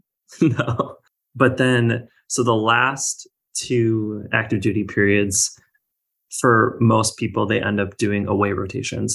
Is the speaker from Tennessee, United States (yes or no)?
no; Minnesota, United States; moved away; I am originally from Minnesota